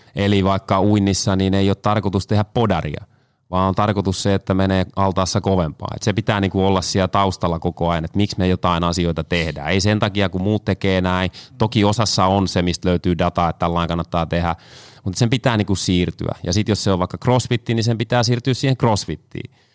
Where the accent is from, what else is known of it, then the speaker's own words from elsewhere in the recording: Kanta-Häme, Finland; now in Tampere, Finland; Tuun Tampereelta, mutta kotoisin olen Kanta Hämeestä